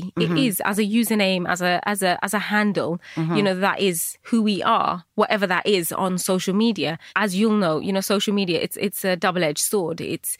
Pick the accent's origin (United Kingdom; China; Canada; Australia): United Kingdom; So I was constantly fighting that British Bangladeshi bit of me.